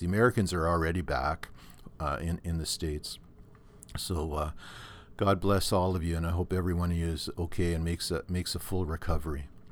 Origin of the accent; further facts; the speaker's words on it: Thunder Bay, Ontario, Canada; now in Norfolk County, Canada; my hometown of Thunder Bay up on, uh, the North Shore Lake Superior